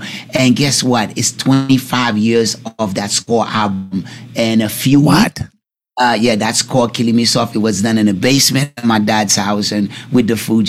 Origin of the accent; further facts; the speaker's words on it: East Orange, New Jersey, United States; also born or lived in Newark / Irvington; I grew up in East Orange, Newark, Irvington, that's where I grew up, New Jersey, you know?